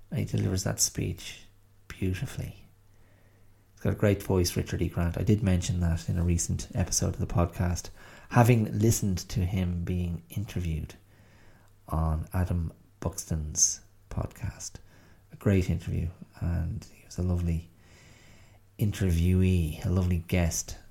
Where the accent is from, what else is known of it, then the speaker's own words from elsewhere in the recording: Ireland; on which to place oneself as an Irish person